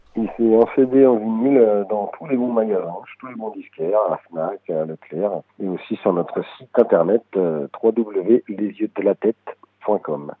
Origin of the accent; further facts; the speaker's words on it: Paris, Île-de-France, France; first language French; On est tous originaires de Paris.